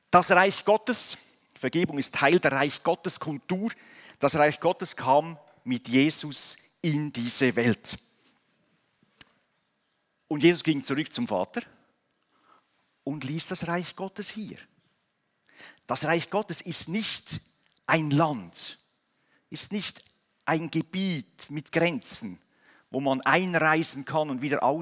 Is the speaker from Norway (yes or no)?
no; Switzerland; genauso wie wir in, in, als, National, als Nation, als Schweizer geboren werden in eine Nation hinein